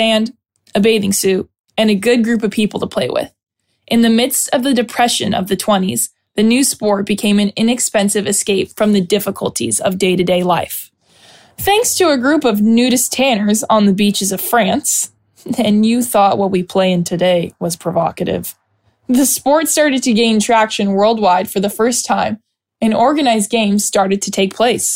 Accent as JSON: {"language": "English", "town": "Los Angeles", "region": "California", "country": "United States", "tie": "born or raised there", "said": "being born and raised in Los Angeles"}